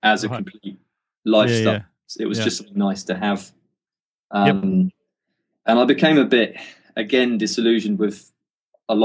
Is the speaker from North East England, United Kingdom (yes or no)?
no; Cornwall, South West England, United Kingdom; moved away as an adult; now in Wellington, New Zealand; I was from Cornwall, which is, you know, there wasn't much work around